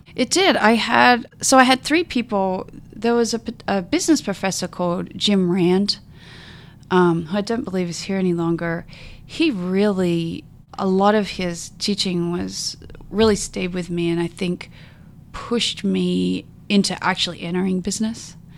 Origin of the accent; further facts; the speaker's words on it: Mount Gambier, South Australia, Australia; moved away as an adult; also born or lived in Adelaide, Australia / New Orleans, United States / California, United States; now in Seattle, United States; I was born and raised in a, uh, South Australia in a small town called Mount Gambier